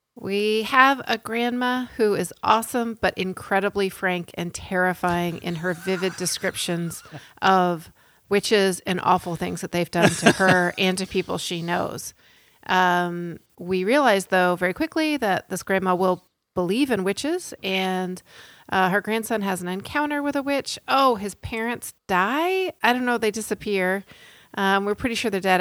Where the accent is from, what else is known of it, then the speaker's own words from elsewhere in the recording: Atlanta, Georgia, United States; my hometown of Atlanta